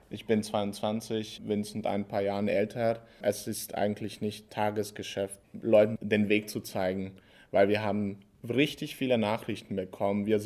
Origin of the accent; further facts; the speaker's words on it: Hungary; German is a second language; moved away as an adult; now in Passau, Germany; ich komme aus Ungarn, mache hier mein äh, Vollzeitstudium als internationaler Student der Uni